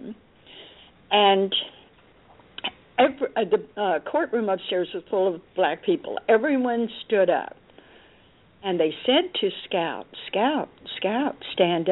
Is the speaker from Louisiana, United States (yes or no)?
no; Dallas, Texas, United States; I grew up in Dallas, Texas